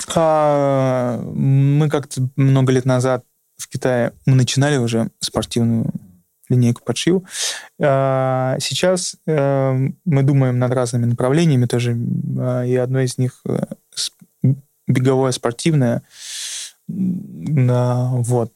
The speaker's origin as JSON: {"language": "Russian", "region": "Urals", "country": "Russia", "also_born_or_lived": "Saint Petersburg", "moved": "yes", "said": "я тоже с Урала, я там жил"}